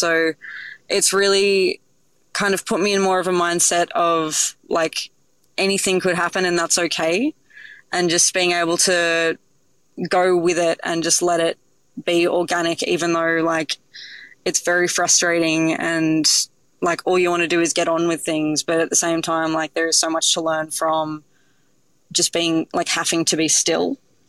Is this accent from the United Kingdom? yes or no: no; Sydney, New South Wales, Australia; I grew up in Sydney, and my mum from like a really young age saw that I had like a real love for cooking.